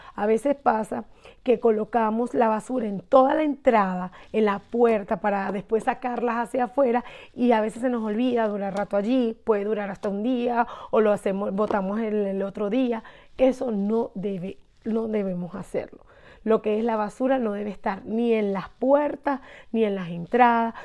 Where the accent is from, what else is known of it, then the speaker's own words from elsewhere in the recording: Barquisimeto, Lara, Venezuela; soy de Venezuela, de Barquisimeto